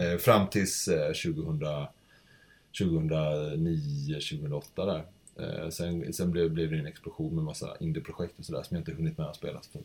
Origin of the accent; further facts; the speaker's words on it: Kalmar County, Sweden; now in Gothenburg, Sweden; jag växte upp på Öland